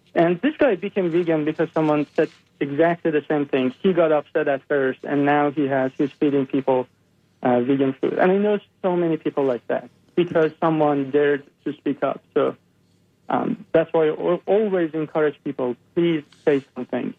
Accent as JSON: {"language": "English", "country": "Iran", "tie": "born or raised there", "moved": "as an adult", "said": "I uh, grew up in uh, Iran. I'm born and raised in Iran, and um, I was there until I was 22 years old"}